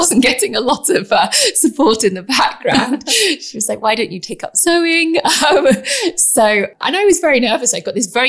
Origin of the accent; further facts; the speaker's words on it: England, United Kingdom; I'm very English.